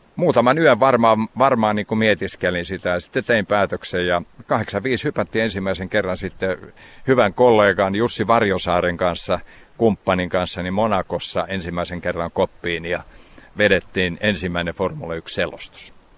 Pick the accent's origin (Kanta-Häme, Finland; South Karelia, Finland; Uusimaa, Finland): South Karelia, Finland; Savitaipale; moved away; Kuivasen kylä on mun kotikylä ja siinä ihan keskellä kylää on on maatila, talo, mistä mä olen lähtöisin.